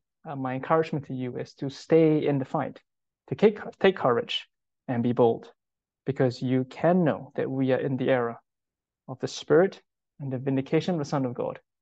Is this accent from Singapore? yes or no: yes; Singapore; moved away; I'm from Singapore, and all men in Singapore need to spend 2 years in national service to fight for the country. And if there's a war in Singapore right now, I will go back